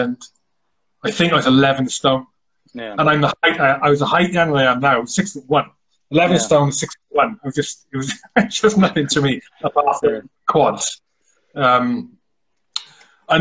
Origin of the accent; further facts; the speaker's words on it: South Wales, United Kingdom; I grew up in South Wales, little village called Quainant.